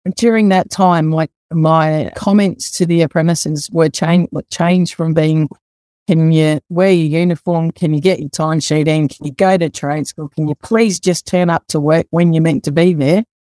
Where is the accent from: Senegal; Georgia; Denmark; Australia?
Australia; Adelaide, South Australia; also born or lived in Sydney; grew up in the western suburbs of Adelaide, around the Woodville area, went to Woodville High School